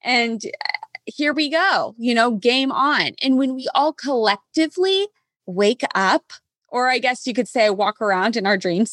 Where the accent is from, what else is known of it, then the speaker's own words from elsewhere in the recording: Kansas, United States; now in California, United States; I'm from Kansas. Okay. I live in California.